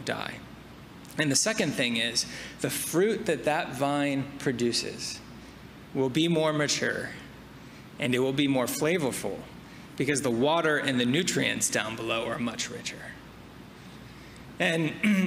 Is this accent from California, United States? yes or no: yes; near Napa Valley, Northern California, United States; I grew up in Northern California, quite near Napa Valley